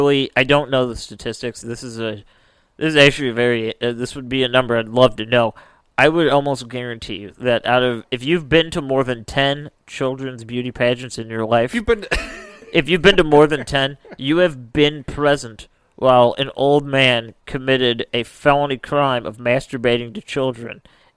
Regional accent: Midwest, United States; that's our Midwestern opinion.

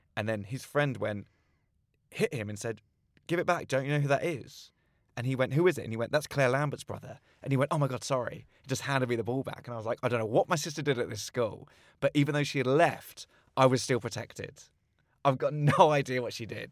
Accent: Slough, South East England, United Kingdom; I grew up in Langley in Slough.

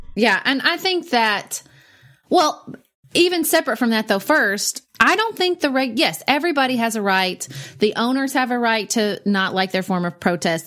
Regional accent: United States; I'm not a patriotic American

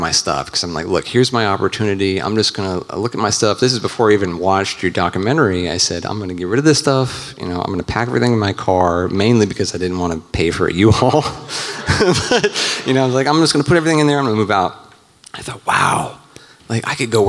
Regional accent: Virginia, United States; moved away as an adult; now in Nashville, United States; I'm actually from Virginia, but I just moved here to Nashville in October

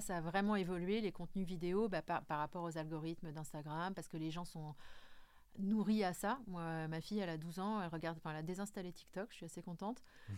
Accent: Corsica, France; je suis plus une fille du Sud, hein, je suis corse

